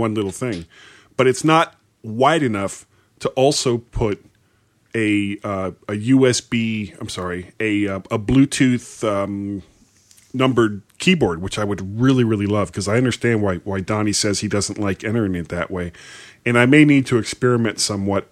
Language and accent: English; South Florida, United States; now in Baltimore, United States; I grew up in South Florida, so I'm a Dolphins fan